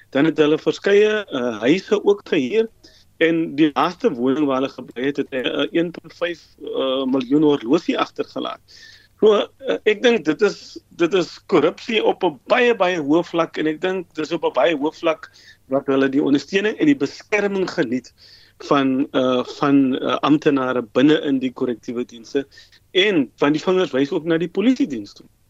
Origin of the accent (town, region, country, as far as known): South Africa